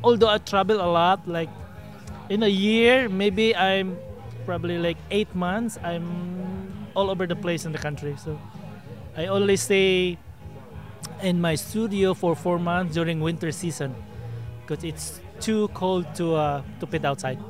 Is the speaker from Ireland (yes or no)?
no; Philippines; also born or lived in Victoria, Texas; now in Austin, United States; originally, I'm a Filipino